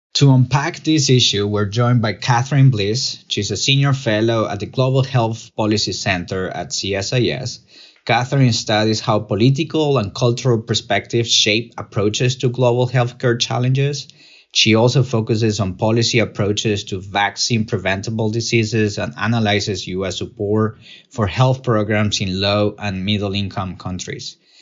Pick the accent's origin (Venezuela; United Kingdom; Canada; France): Venezuela; moved away as an adult; now in United States; I was born and raised in Venezuela. I left the country in two thousand twelve to pursue better opportunities and a safer life in the United States.